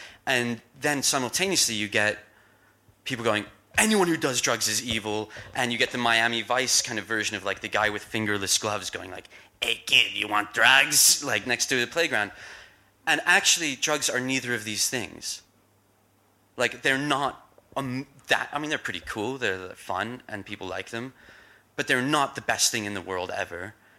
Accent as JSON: {"language": "English", "town": "Kentish Town", "region": "London", "country": "United Kingdom", "tie": "born or raised there", "said": "I grew up in North London. I don't sound like it. I grew up in Kentish Town."}